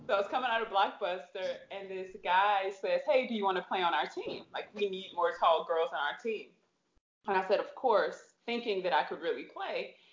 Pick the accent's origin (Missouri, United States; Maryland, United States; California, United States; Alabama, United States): Missouri, United States; St. Louis; I am from St. Louis, Missouri